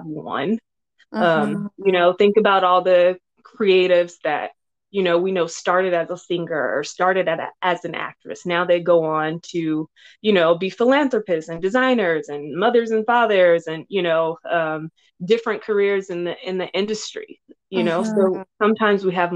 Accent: Los Angeles, California, United States; I grew up in South Central Los Angeles

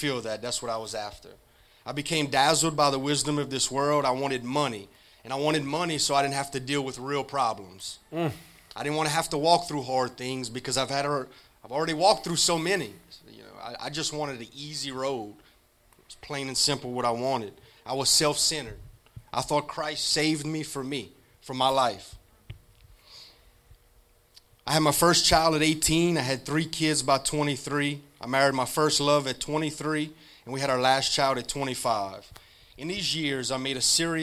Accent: Rayne, Louisiana, United States; I'm from Rain, Louisiana. My childhood was not safe

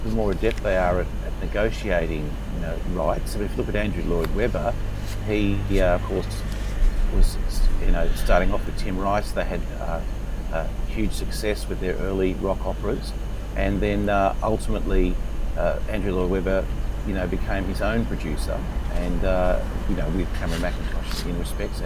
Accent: Sydney, New South Wales, Australia; I grew up in Carlingford, Sydney's northwest.

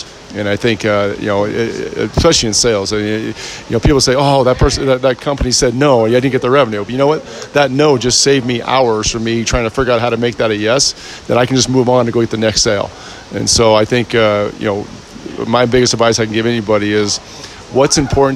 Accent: San Ramon, California, United States; We grew up in the Bay Area. We were white boys playing in San Ramon

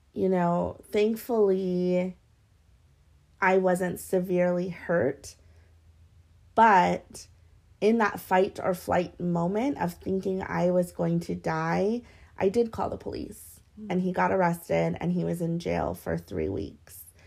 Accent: Hawaii, United States; growing up in Hawaii and being mixed

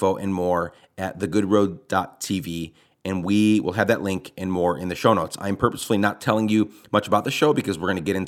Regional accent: Guatemala; moved away as an adult; also born or lived in Rochester, New York; I was born in New York, but raised in Guatemala from 9 to, you know, when I got out of high school

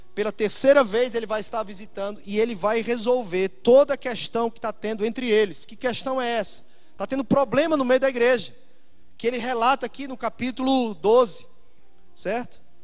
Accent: Fortaleza, Ceará, Brazil; also born or lived in Itajaí; no meu estado, na minha cidade, Fortaleza, de onde eu sou

